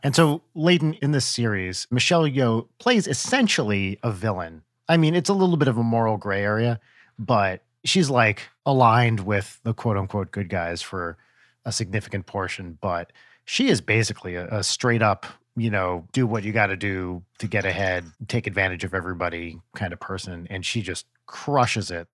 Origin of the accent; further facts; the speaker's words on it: New Jersey, United States; now in Los Angeles, United States; I grew up in North Jersey